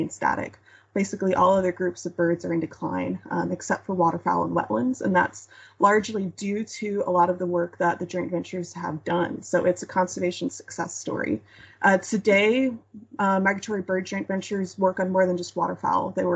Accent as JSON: {"language": "English", "town": "Dallas", "region": "Texas", "country": "United States", "tie": "born or raised there", "said": "So I grew up in Dallas, suburban born and raised"}